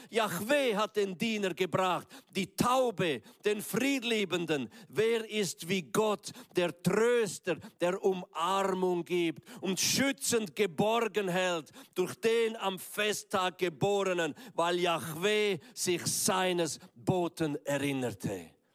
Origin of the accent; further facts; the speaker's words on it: Graubünden, Switzerland; Ich bin ja im Kanton Graubünden aufgewachsen